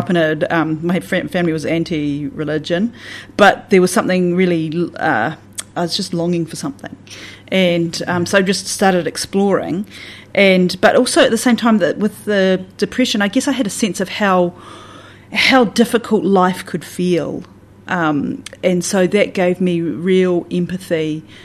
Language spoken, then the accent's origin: English; Southland / the Catlins, New Zealand; also born or lived in Wyndham, New Zealand; I say I'm a Southlander, but then I'd say that I'm from the Catlins as well